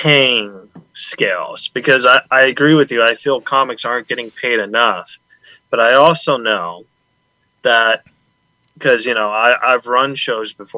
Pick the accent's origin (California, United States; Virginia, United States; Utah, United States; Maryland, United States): California, United States; Huntington Beach; also born or lived in San Antonio, Texas; We moved to Orange County, so okay. Huntington Beach.